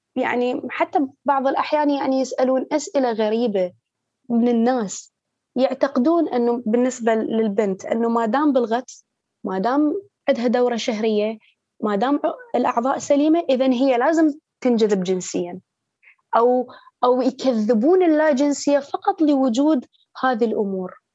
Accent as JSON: {"language": "Arabic", "town": "Baghdad", "region": "Baghdad Governorate", "country": "Iraq", "tie": "born or raised there", "said": "من مواليد بغداد"}